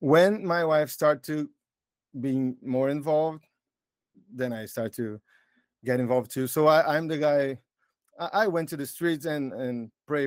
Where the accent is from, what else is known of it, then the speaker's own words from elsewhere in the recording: João Pessoa, Paraíba, Brazil; English is a second language; I'm Brazilian, so that's why you're gonna hear some weird English. And I'm from João Pessoa, is the name of the city.